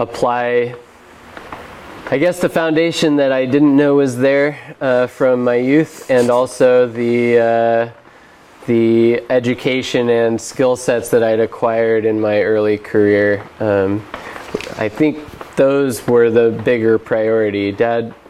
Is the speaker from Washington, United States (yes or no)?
no; Elkton, Oregon, United States; I grew up in Elkton. Elkton is a very small town, rural community in Oregon.